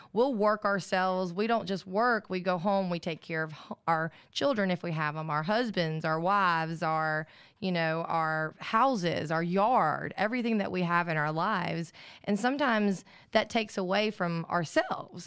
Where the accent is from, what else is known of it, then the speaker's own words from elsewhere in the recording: Alabama, United States; I grew up in Alabama